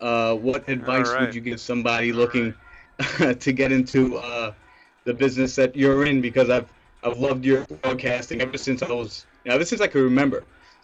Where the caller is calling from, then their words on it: New York City, New York, United States; I'm calling over from Queens